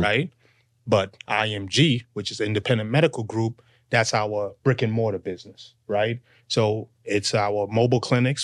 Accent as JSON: {"language": "English", "town": "Boston", "region": "Massachusetts", "country": "United States", "also_born_or_lived": "Fort Lauderdale, Florida", "moved": "yes", "said": "I'm from Boston"}